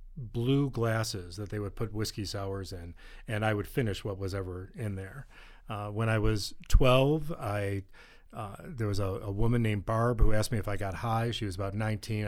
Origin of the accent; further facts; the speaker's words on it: East Coast, United States; I grew up on the East Coast